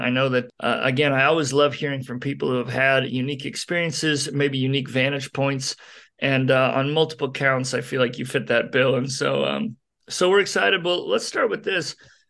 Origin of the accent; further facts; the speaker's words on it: Montana, United States; We're both from Montana, where it's just so dry all the time.